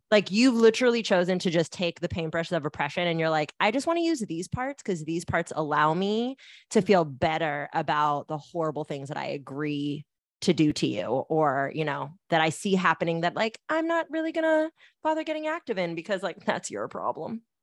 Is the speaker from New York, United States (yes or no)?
no; Bay Area, California, United States; I grew up in the Bay Area where that's not part of our music culture.